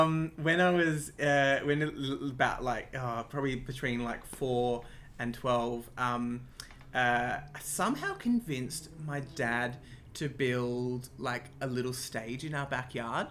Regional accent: Sydney, New South Wales, Australia; also born or lived in Croydon Park / North Strathfield; I grew up in Ashfield, in the inner west of Sydney

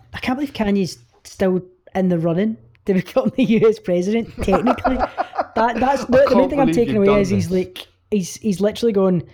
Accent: Scotland, United Kingdom; we're Scottish

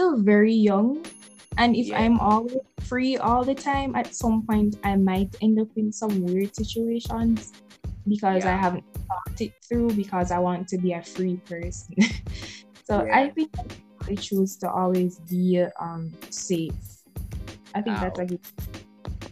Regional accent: Jamaica; I'm Jamaican. I'm from Jamaica.

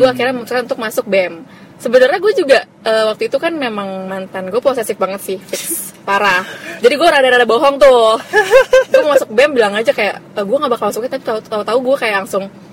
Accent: Jakarta, Indonesia; iya gue Jakarta asli tapi nyokap gue orang Pemalang

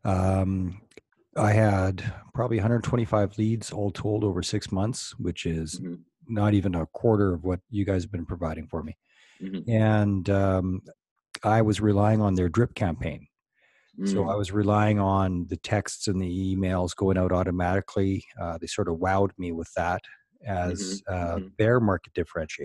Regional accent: Canada; I'm from Canada

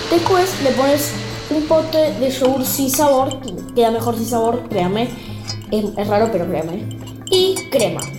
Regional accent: Argentina; Y tengo 10 años y soy de Argentina.

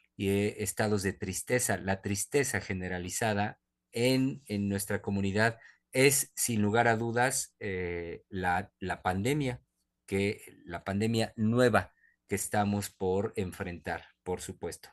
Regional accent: Mexico; como psicoanalistas mexicanos

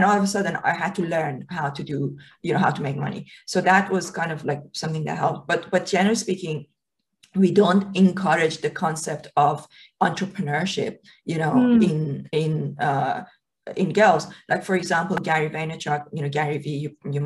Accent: Iran; moved away; when I was a kid growing up in Iran

